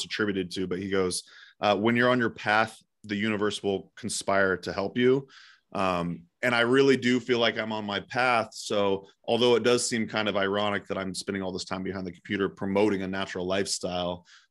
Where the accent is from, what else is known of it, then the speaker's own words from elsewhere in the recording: Eugene, Oregon, United States; It's in Eugene, Oregon, my hometown